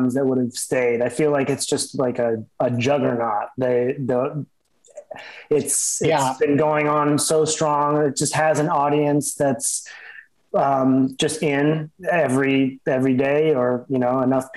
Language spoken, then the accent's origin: English; Los Angeles, California, United States; growing up in Los Angeles, there's not that many old buildings